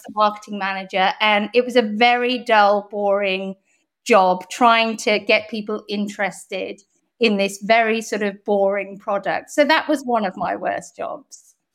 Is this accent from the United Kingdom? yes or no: yes; Bath, South West England, United Kingdom; accent: very English; also born or lived in Hong Kong / Canada / London / Toronto; I lived in Hong Kong till I was eight as well, and then I moved to Bath when I was about, maybe ten